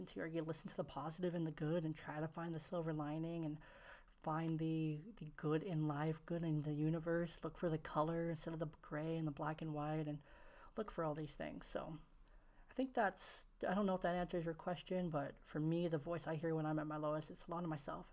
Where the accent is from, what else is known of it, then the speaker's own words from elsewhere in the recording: Oakland, California, United States; moved away; I was raised in Oakland, California